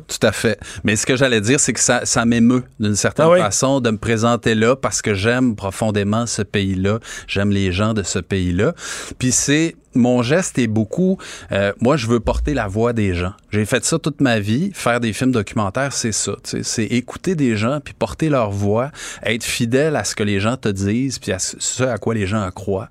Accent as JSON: {"language": "French", "region": "Quebec", "country": "Canada"}